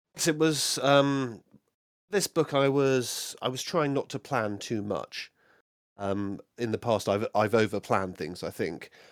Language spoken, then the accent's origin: English; United Kingdom; I'm very British